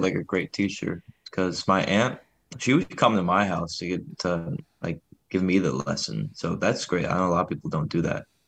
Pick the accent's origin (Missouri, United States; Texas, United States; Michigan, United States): Michigan, United States; Detroit; moved away as an adult; now in Ann Arbor, United States; my hometown, like, around Detroit